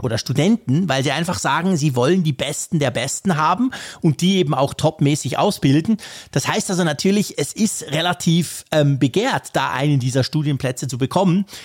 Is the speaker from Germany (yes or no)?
no; Switzerland; bei uns in der Schweiz